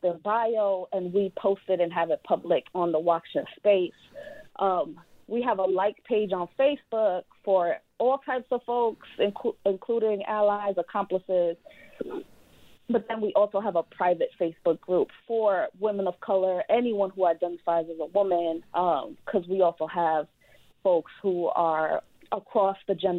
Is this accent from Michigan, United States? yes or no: no; New York, United States; I come from New York